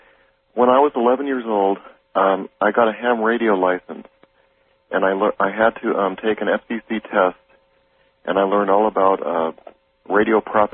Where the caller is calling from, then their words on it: Tacoma, Washington, United States; I'm calling from Tacoma.